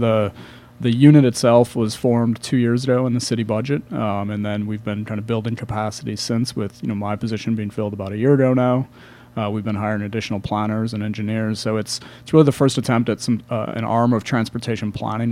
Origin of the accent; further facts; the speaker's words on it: Milwaukee, Wisconsin, United States; moved away as an adult; also born or lived in Chicago; I'm originally from the Milwaukee area